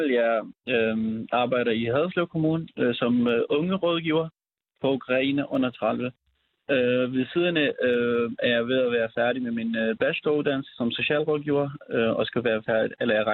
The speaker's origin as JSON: {"language": "Danish", "country": "Syria", "tie": "born or raised there", "moved": "as an adult", "lives_now": "Denmark", "said": "vi er født og opvokset i Syrien, og og vi har været der indtil altså, øhm, hmm. meget spontant, vi skulle flygte"}